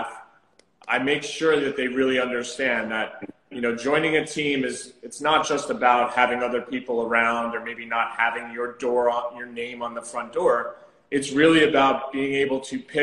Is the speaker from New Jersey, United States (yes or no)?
yes; New Jersey, United States; moved away as an adult; also born or lived in Southampton, Long Island; now in New York City, United States; I'm actually from New Jersey